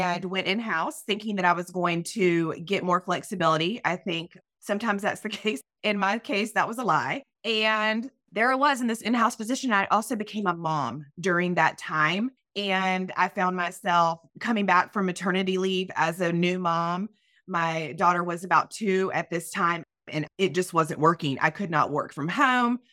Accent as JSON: {"language": "English", "town": "Myrtle Beach", "region": "South Carolina", "country": "United States", "moved": "yes", "said": "I am originally from Myrtle Beach, South Carolina. I'm a Southern girl"}